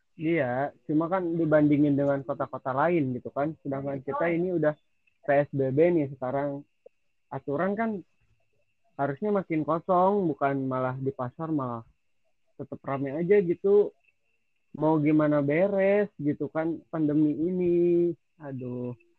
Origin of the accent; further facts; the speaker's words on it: Sukabumi, West Java, Indonesia; gua asli di sini, kan. Asli Sukabumi.